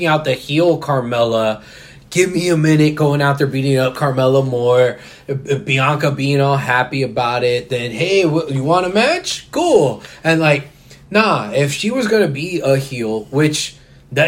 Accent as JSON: {"language": "English", "town": "Houston", "region": "Texas", "country": "United States", "said": "I'm from Houston"}